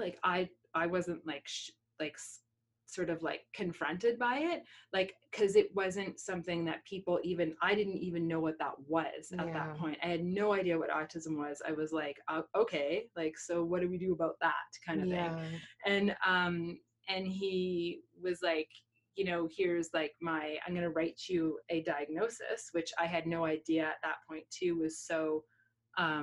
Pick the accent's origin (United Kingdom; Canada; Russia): Canada; Halifax, Nova Scotia; moved away; I'm from Halifax.